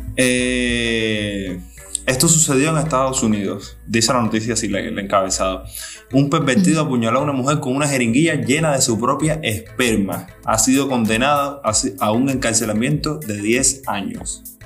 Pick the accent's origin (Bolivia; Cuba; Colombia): Cuba; como cubanos y cubanos de esta nueva generación